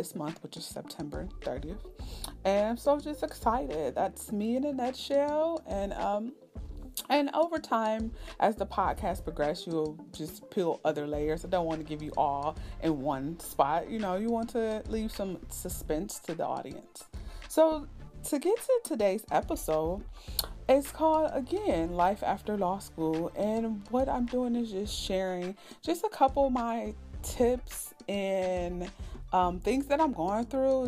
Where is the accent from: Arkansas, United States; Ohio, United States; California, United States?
Ohio, United States; East Cleveland; I am a native of Ohio, born and raised in East Cleveland, Ohio